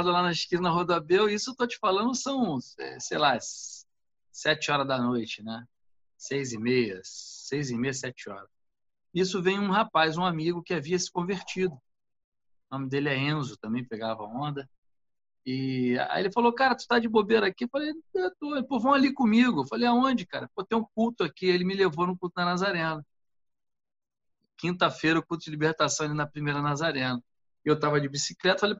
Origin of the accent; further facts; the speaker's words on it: Nilópolis, Rio de Janeiro, Brazil; Moleque de rua, nascido e criado em Olinda, aqui em Nilópolis, né?